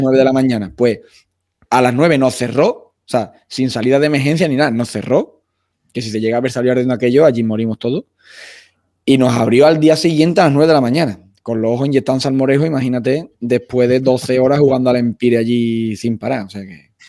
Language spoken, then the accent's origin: Spanish; Utrera, Andalusia, Spain; yo soy de Utrera, de Sevilla